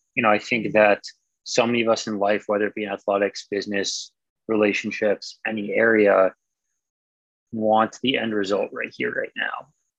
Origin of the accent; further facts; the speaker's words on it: Massachusetts, United States; I liked Boston. I still like Boston. I actually just moved away from Boston again, but I'm sure I'll be back one day.